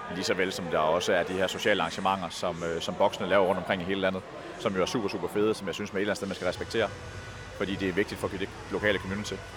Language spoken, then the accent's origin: Danish; Aalborg, North Denmark Region, Denmark; jeg er selv fra Aalborg